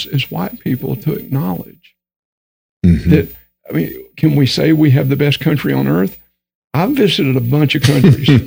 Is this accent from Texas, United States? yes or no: yes; Texas, United States; accent: Texan; I grew up in Texas. So I've got that language barrier thing going on too. I mean, like English is my second language, okay? Because I talk Texan.